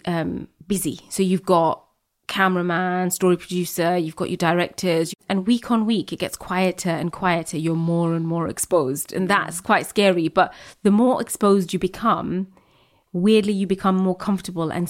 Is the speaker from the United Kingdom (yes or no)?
yes; United Kingdom; I'm British, Muslim, Bangladeshi